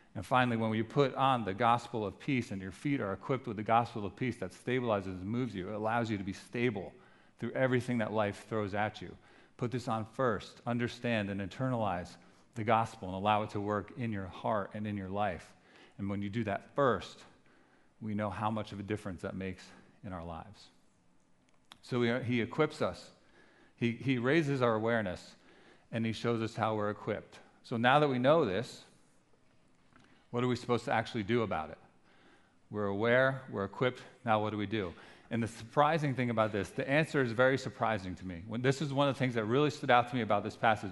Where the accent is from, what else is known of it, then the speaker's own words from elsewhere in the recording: New Jersey, United States; we're from New Jersey.